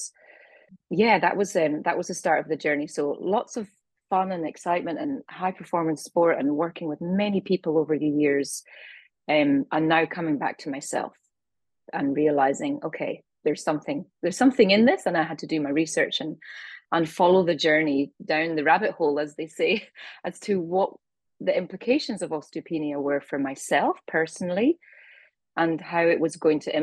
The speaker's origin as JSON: {"language": "English", "region": "Scotland", "country": "United Kingdom", "also_born_or_lived": "east coast of Australia", "moved": "yes", "lives_now": "Australia", "said": "I'm originally from Scotland."}